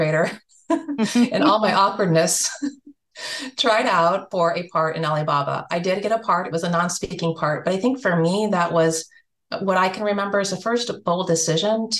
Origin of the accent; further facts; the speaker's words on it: Alaska, United States; moved away as an adult; I grew up in Alaska and I grew up in the same house from second grade to the time that I graduated